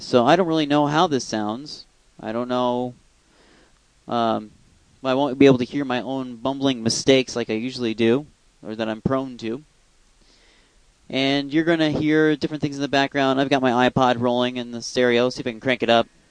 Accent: Iowa, United States; I'm driving to go back to my hometown. Just drove past a tractor. Yes, this is Iowa

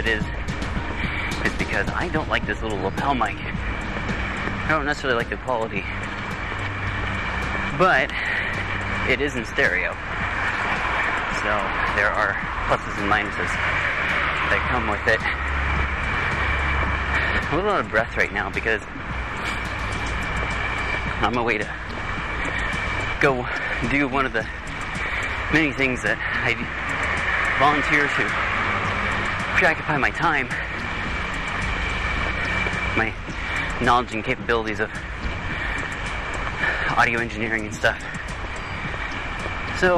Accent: Iowa, United States; moved away as an adult; now in Vancouver, Canada; I was a broadcast engineer back in my home state of Iowa.

